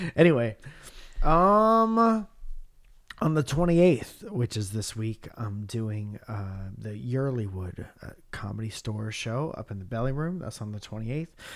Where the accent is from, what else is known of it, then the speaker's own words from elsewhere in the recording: near Bridgeport, Connecticut, United States; moved away; my hometown in Bridgeport, Connecticut